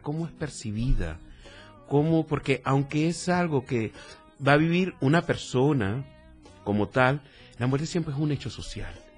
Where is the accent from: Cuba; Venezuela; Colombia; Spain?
Venezuela; moved away as an adult; also born or lived in Chile / Mexico; now in Tuxtla Gutiérrez, Mexico; soy venezolano, para que creo que queda claro con el acento por aquí